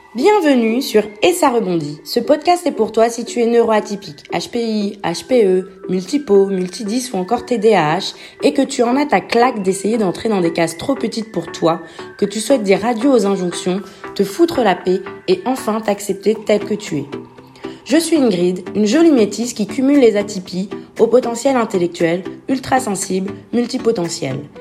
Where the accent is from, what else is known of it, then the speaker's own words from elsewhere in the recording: Alsace, Grand Est, France; je viens d'Alsace